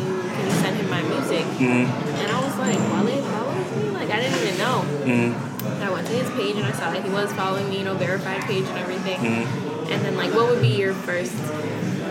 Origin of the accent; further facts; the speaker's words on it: Miami, Florida, United States; also born or lived in New Orleans, Louisiana; I grew up in Miami